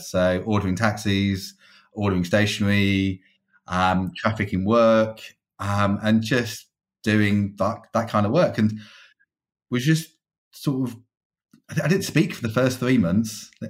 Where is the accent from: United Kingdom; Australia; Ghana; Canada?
United Kingdom; Stafford, West Midlands; now in London, United Kingdom; So I'm originally from Stafford, so just within the West Midlands.